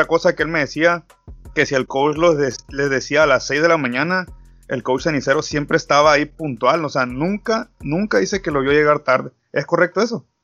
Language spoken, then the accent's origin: Spanish; Mexico; Yo creo que siendo mexicano, no cualquiera puede presumir